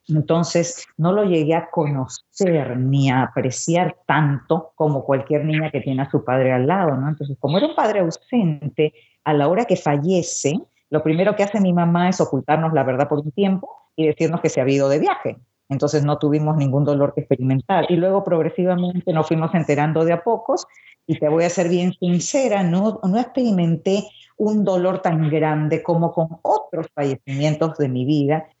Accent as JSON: {"language": "Spanish", "region": "Lima", "country": "Peru", "tie": "born or raised there", "also_born_or_lived": "Santiago de Cuba, Cuba", "moved": "yes", "lives_now": "Miami, United States", "said": "Yo nací en Santiago de Cuba, de madre cubana y de padre peruano, pero al año de nacida, mi papá, Ciro Alegría, un famoso escritor considerado el primer clásico de la literatura peruana, decidió que nos mudábamos a Lima"}